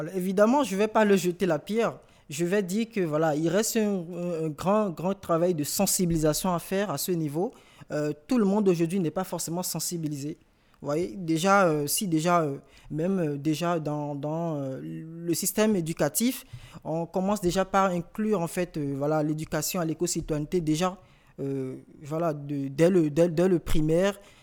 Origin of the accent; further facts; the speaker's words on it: Cotonou, Littoral, Benin; moved away as an adult; now in France; je viens de Cotonou